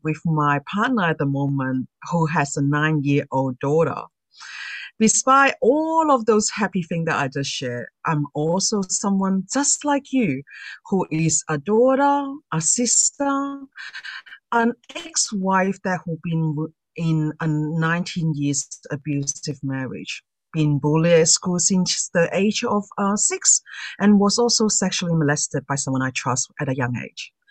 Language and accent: English; Sydney, New South Wales, Australia; I'm from Sydney, Australia.